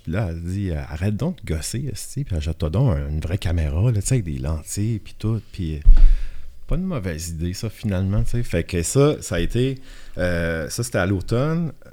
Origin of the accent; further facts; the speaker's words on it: Shippagan, New Brunswick, Canada; accent: Acadian (Baie des Chaleurs, close to Gaspésie); moved away as an adult; j'ai grandi dans la péninsule acadienne, dans une petite ville qui s'appelle Chipagan de 0 à 21 ans